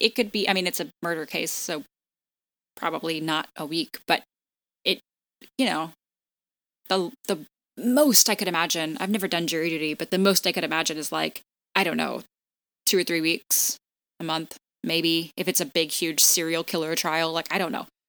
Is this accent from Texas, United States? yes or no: yes; Texas, United States; now in New York, United States; I'm from Texas